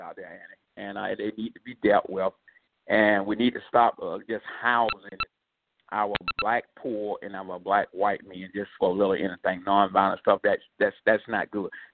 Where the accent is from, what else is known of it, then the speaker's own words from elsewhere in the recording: the South, United States; now in New York, United States; I was raised in the South